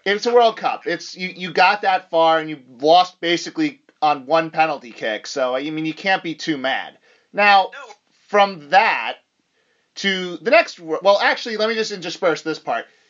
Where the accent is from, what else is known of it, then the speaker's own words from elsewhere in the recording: United States; as an American